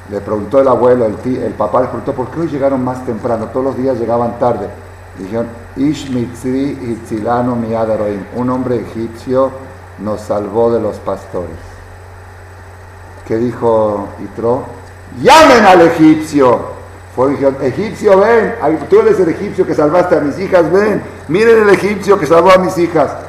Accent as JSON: {"language": "Spanish", "country": "Mexico", "tie": "born there", "said": "Yo soy judía por accidente nacida en México."}